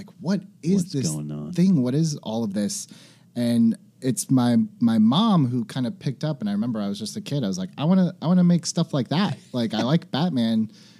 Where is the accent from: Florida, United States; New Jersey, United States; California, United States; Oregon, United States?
California, United States; Fresno; Fresno, California. Fresno. Central Valley.